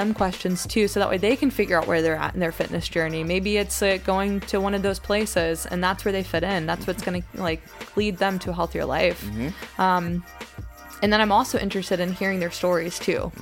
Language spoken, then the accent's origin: English; Greensboro, North Carolina, United States; I'm from Greensboro